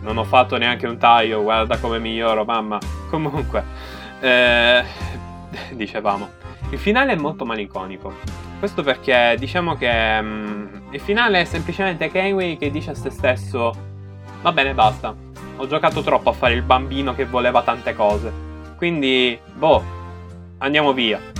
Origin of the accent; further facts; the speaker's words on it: Sicily, Italy; dalle mie parti, eh, ovvero Sicilia